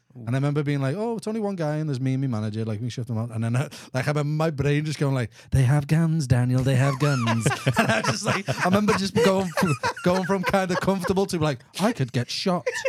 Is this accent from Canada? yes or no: no; Liverpool, North West England, United Kingdom; accent: Scouse; moved away as an adult; now in Houston, United States; I'm, I'm from England